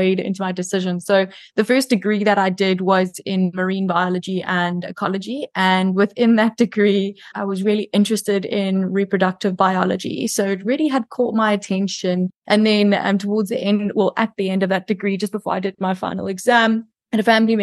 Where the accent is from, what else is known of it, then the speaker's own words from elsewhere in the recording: South Africa; now in Cayman Islands; I am South African living in the Cayman Islands